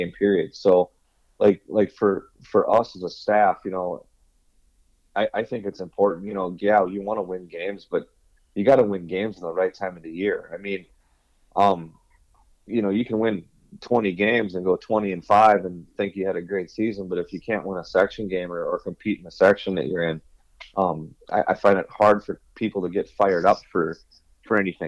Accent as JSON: {"language": "English", "town": "Richfield", "region": "Minnesota", "country": "United States", "tie": "born or raised there", "said": "I grew up in Richfield"}